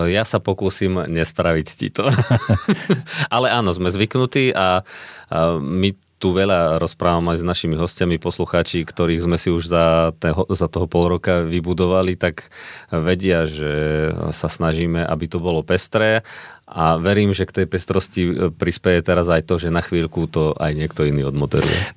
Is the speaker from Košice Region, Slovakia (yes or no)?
no; Orava, Žilina Region, Slovakia; now in Pezinok, Slovakia; pochádzam dosť z vysokých hôr z Oravy